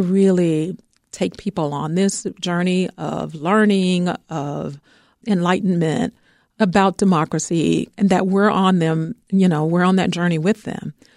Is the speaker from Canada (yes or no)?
no; Georgia, United States; now in Chicago, United States; I'm from Georgia